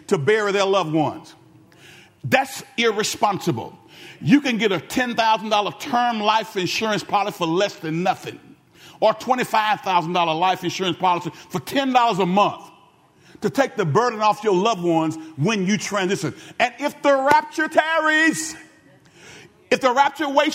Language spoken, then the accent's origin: English; Benton, United States; I'm from the town of Benton. I was from Benton before it was cool to be from Benton